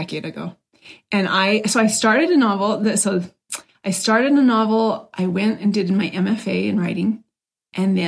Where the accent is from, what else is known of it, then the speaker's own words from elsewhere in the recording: Provo, Utah, United States; as a kid, I grew up in Provo, Utah